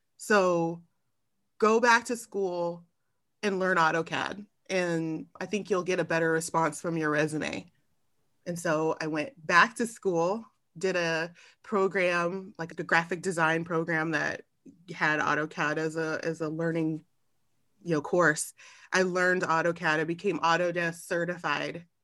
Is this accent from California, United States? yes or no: yes; Long Beach, California, United States; also born or lived in Arizona; I grew up in Long Beach, California.